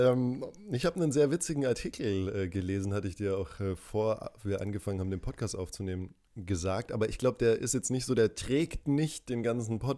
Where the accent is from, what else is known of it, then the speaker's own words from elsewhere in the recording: Würzburg, Bavaria, Germany; born there; accent: Franconian; Äh, ja, ich bin ja in Würzburg geboren und da rollt man das R